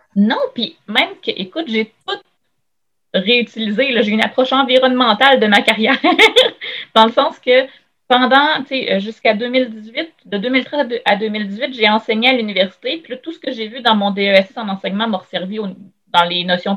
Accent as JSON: {"language": "French", "town": "Shawinigan", "region": "Quebec", "country": "Canada", "moved": "as an adult", "lives_now": "Quebec City, Canada", "said": "je viens de Shawinigan à la base."}